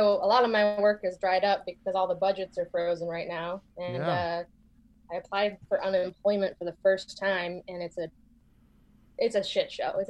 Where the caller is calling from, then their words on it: Portland, Oregon, United States; I'm calling from Portland, Oregon.